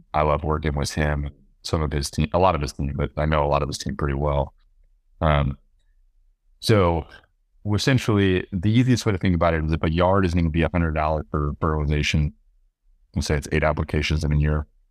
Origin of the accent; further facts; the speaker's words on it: Austin, Texas, United States; I was born and raised in Austin